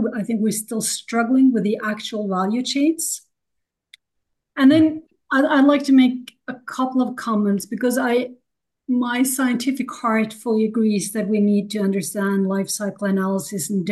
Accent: Norway; also born or lived in United States; I'm coming from Norway.

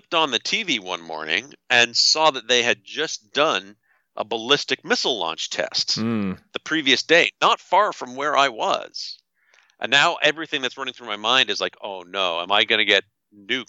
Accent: Canada; I'm from Canada. I'm not an American

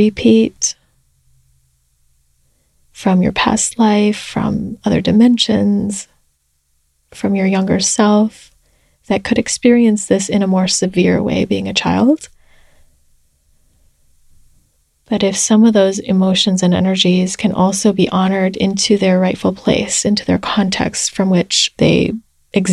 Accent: United States; being Chinese American

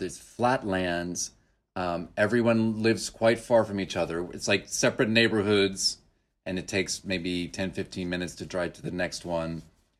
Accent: Oklahoma, United States; accent: California; also born or lived in Southern California; now in Hanoi, Vietnam; but I moved to Oklahoma when I was 5. So I barely remember much of California, except for I probably retain more of the accent than my sister.

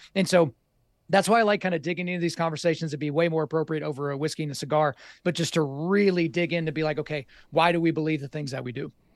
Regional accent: Oklahoma, United States; I grew up in Oklahoma

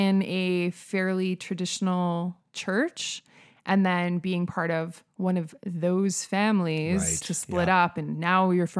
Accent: Saskatoon, Saskatchewan, Canada; now in Calgary, Canada; So I grew up in Saskatoon. I was actually born in Calgary, grew up in Saskatoon.

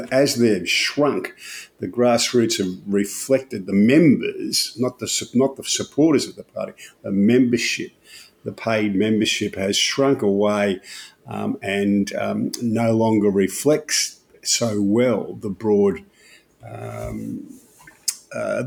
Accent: Albury, New South Wales, Australia; there's still a plaque on the footpath there for where I was born in Albury

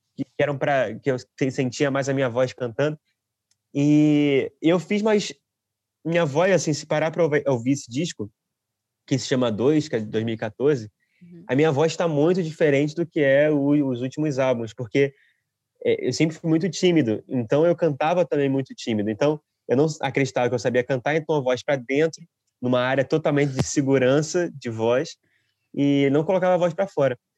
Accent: Rio de Janeiro, Brazil; moved away as an adult; now in Portugal; eu sou do Rio de Janeiro, da Zona Oeste do Rio de Janeiro. Eu estou morando aqui em Portugal já há três anos

